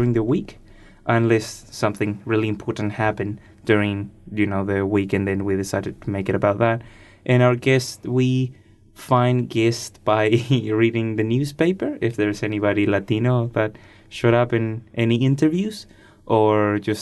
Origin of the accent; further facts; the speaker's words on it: Chile; now in New Zealand; I'm from Chile in South America. And I also run a radio show here in Plains FM.